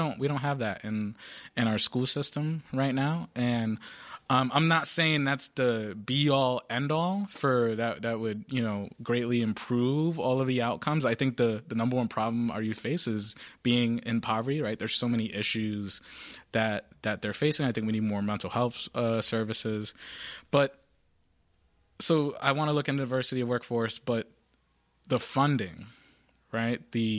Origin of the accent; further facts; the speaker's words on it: Providence, Rhode Island, United States; Whereas, you know, I grew up in the South Side of Providence.